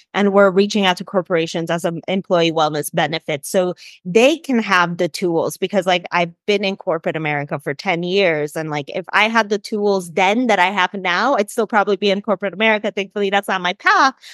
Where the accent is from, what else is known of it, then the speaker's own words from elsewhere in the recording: Chicago, Illinois, United States; moved away as an adult; also born or lived in Colombia; I'm originally from Chicago. I grew up in Chicago.